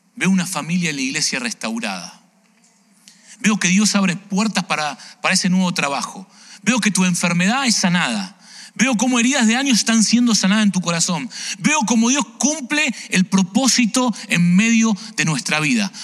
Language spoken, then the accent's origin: Spanish; Argentina; now in Chicago, United States; yo soy argentino